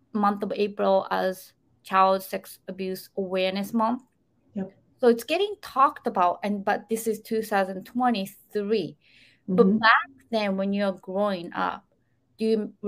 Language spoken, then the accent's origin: English; Japan; moved away; back in 80s, when I was growing up in Japan